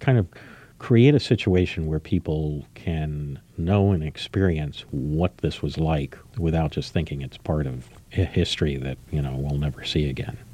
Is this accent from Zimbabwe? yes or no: no; United States; I was really the only American in the room